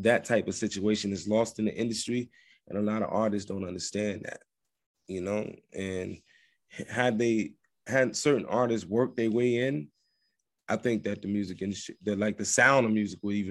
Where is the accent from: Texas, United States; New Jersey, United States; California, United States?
New Jersey, United States; Trenton; also born or lived in New York City; I'm from Trent, New Jersey, via New York City